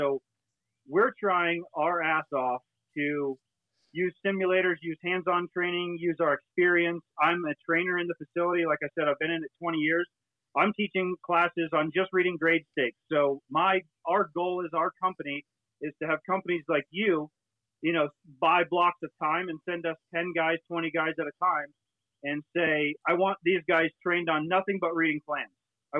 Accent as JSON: {"language": "English", "region": "Florida", "country": "United States", "said": "and I come from Florida, like I said, I owned a small company."}